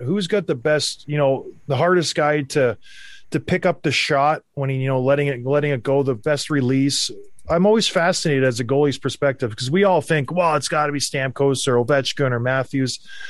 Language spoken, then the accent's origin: English; Canada; I'm from Canada.